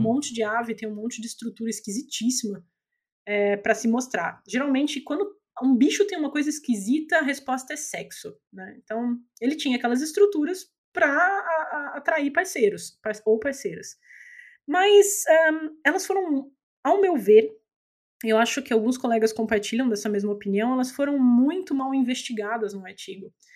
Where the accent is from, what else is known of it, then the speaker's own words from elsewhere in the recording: Brazil; a gente, como brasileiro